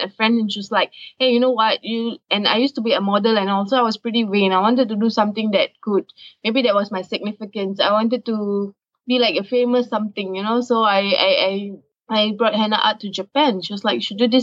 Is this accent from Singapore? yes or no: yes; Singapore; I'm from Singapore